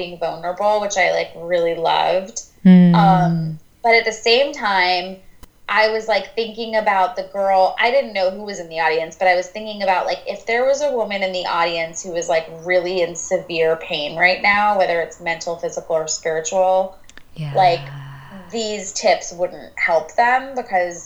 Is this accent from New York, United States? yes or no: yes; New York, United States; I'm a New Yorker